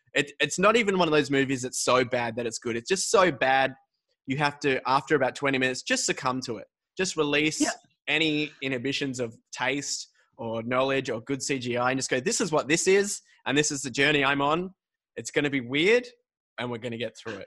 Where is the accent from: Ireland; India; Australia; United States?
Australia; I'm I'm born and raised in Australia